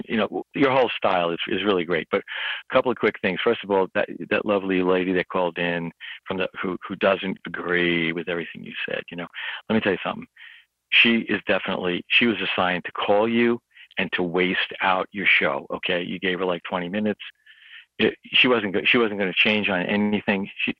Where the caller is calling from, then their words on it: New York, United States; I'm over in New York.